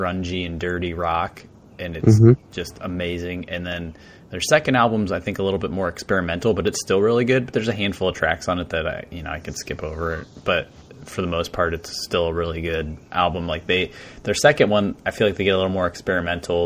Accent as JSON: {"language": "English", "country": "United States", "said": "as an American listening to an Australian tell you these stories"}